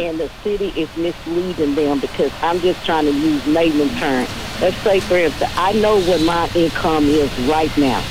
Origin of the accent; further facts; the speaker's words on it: Dallas, Texas, United States; I'm born and raised in Dallas